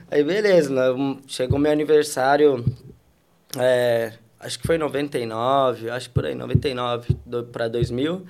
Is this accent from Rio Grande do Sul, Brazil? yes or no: yes; Porto Alegre, Rio Grande do Sul, Brazil; moved away as an adult; also born or lived in Alvorada; now in Europe; E sou de Porto Alegre, Rio Grande do Sul.